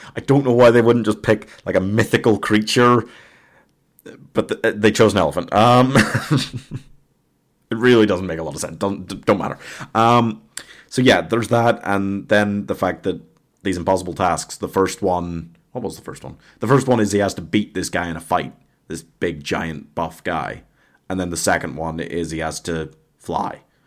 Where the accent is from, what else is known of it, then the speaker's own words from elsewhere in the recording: Northern Ireland, United Kingdom; I'm Northern Irish